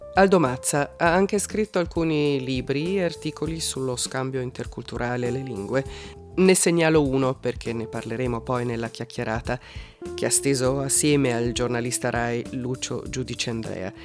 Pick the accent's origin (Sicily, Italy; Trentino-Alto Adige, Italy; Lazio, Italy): Trentino-Alto Adige, Italy; Merano; nella mia città natale di Merano